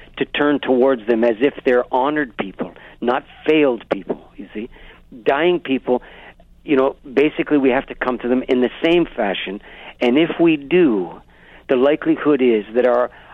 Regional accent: Canada; as a Canadian

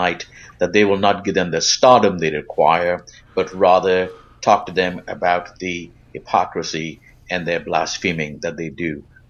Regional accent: Canada; also born or lived in Mississauga; And as a Canadian

